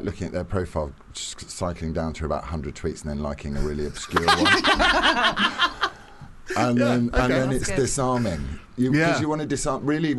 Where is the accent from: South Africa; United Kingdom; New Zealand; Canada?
United Kingdom; Middlesbrough, North East England; I'm from Jordan. I'm from Middlesbrough.